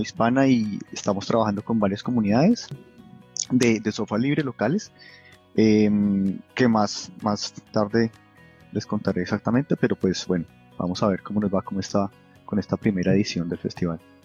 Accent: Colombia; now in Munich, Germany; yo soy colombiano

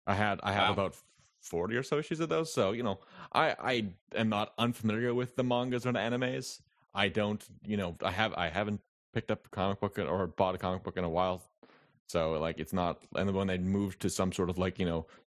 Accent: Canada; I'm Canadian

